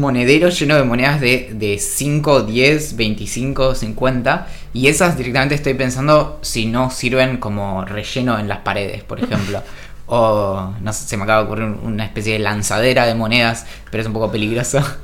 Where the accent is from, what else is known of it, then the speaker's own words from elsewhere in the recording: San Carlos de Bariloche, Río Negro, Argentina; Yo crecí en Bariloche